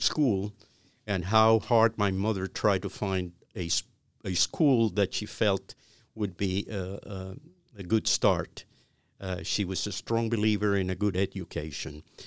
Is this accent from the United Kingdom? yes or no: no; Havana, Cuba; moved away as an adult; now in United States; I, I was born in Cuba. I was born in Havana. Uh, I, uh, uh, lived in the heart of Havana.